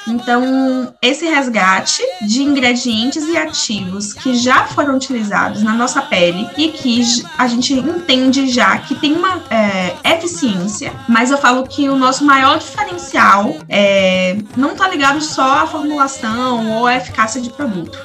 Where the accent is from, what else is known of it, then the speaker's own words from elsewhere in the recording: Salvador, Bahia, Brazil; Sou, sou daqui, nasci daqui e continuo, permaneci e vivi minha vida inteira aqui em Salvador também